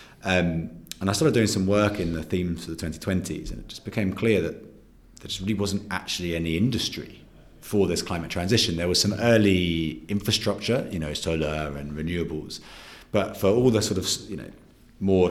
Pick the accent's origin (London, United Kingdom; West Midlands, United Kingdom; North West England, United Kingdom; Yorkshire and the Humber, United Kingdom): London, United Kingdom; also born or lived in New Zealand / New York; I'm originally from New Zealand, grew up in London